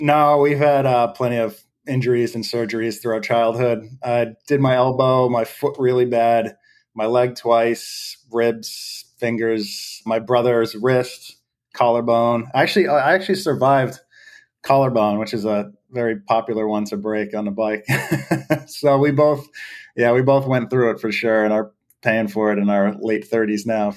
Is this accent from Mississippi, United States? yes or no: no; Derry, New Hampshire, United States; I'm from Derry, New Hampshire, a small town in, uh, southern New Hampshire on the eastern side of the states